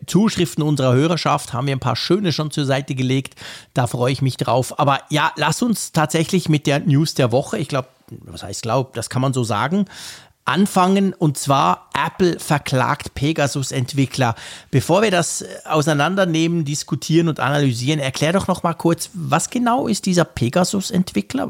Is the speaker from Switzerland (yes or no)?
yes; Switzerland